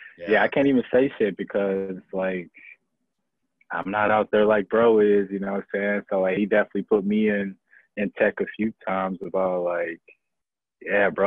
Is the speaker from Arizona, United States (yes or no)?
no; Milwaukee, Wisconsin, United States; also born or lived in Kenosha, Wisconsin; I was born in Kenosha. But the way my history and my past is set up, I was adopted. So really, like, I like to say born and raised in Milwaukee